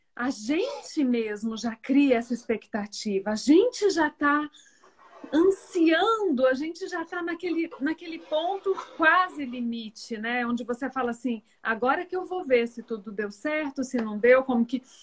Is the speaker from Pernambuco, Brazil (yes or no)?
no; Minas Gerais, Brazil; moved away as an adult; also born or lived in Rio de Janeiro / Porto Alegre; eu sou de Minas Gerais, nós voltamos para Minas Gerais